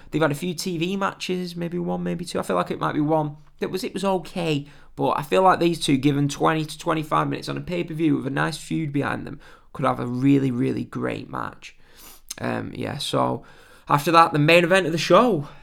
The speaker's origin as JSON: {"language": "English", "region": "England", "country": "United Kingdom", "said": "I'm, I'm British, English"}